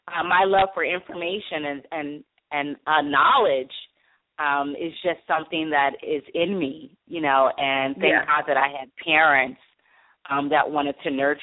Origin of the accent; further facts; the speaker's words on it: Chester, Pennsylvania, United States; growing up in Chester, Pennsylvania